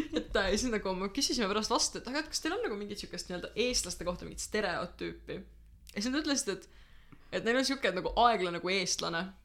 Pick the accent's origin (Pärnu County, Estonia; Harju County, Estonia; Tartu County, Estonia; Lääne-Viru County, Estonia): Pärnu County, Estonia; mina ikka täielikult Pärnumaalt